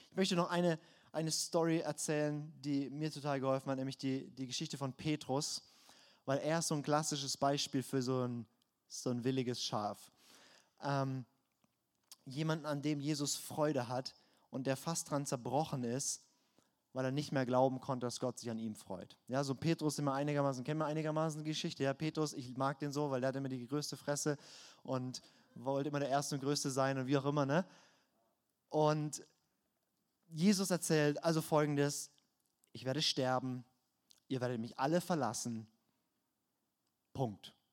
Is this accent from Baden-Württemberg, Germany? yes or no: yes; Baden-Württemberg, Germany; ich komme aus dem Schwarzwald, ich kenne mich aus.